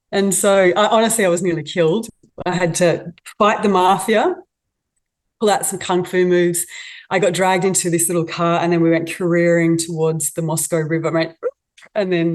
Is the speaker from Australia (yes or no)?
yes; Australia; being an Aussie